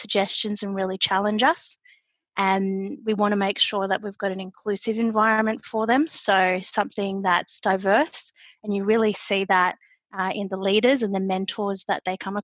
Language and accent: English; Australia; moved away as an adult; now in United States; I'm an Aussie living in the United States, and I actually started my Schneider journey back in our Sydney offices